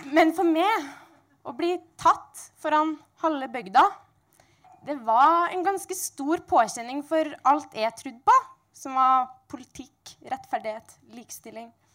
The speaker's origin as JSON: {"language": "Norwegian", "area": "Sunndalen", "region": "Møre og Romsdal", "country": "Norway", "said": "jeg kommer fra Sunndalen"}